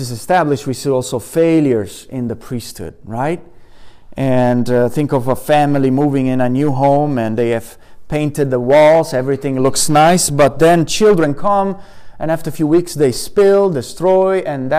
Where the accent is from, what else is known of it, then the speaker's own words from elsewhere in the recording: Italy; moved away; I come from Italy and we have pomegranates right in front of our garden